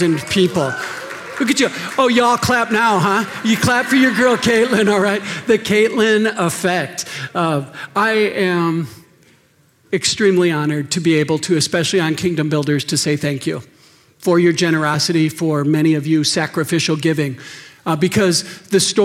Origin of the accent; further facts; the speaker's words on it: Wisconsin, United States; moved away; I grew up in Wisconsin.